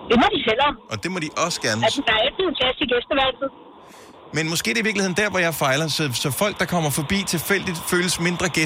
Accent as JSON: {"language": "Danish", "area": "near Holstebro", "region": "Central Denmark Region", "country": "Denmark", "said": "Fra Hosager. Hosager? Ja. Smilesby. Det er lige ved siden af Holstebro."}